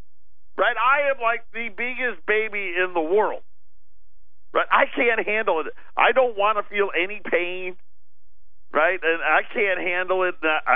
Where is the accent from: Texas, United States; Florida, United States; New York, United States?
New York, United States; Syracuse; moved away; I grew up in Syracuse. The sun never came out there. That's why I live here, by the way.